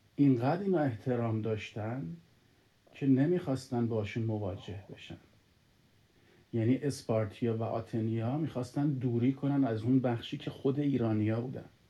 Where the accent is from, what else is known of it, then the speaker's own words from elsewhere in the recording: Iran; now in Canada; ما ایرانی هستیم